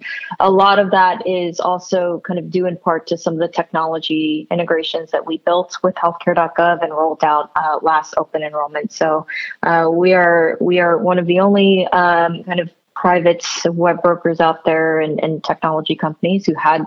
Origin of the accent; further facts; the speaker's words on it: New Jersey, United States; I was born and raised in New Jersey